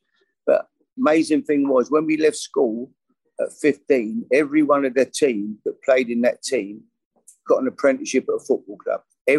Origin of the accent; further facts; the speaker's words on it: London, United Kingdom; I grew up in East London and lived on a massive council estate, you know, with hundreds of so many kids there, blocks and blocks of flats.